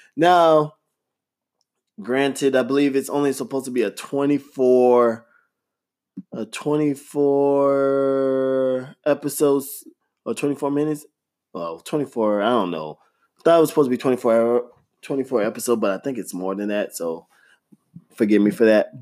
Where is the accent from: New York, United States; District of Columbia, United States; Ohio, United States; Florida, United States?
Florida, United States; growing up in Florida, gosh, those summer heats are ridiculous